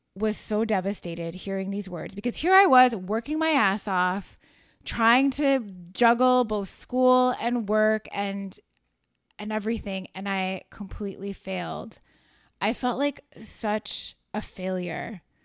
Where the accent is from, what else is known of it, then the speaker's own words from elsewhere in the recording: Chicago, Illinois, United States; moved away as an adult; also born or lived in New York City; I moved back to my hometown of Chicago